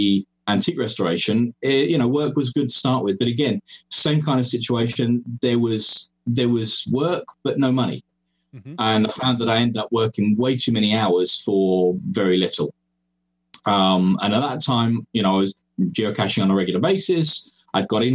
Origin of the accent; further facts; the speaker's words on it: Cyprus; moved away as an adult; also born or lived in England; now in Estonia; I'm English by birth. That's where I was born. But my parents moved me across to Cyprus when I was young, along with my brother. And that's where I grew up.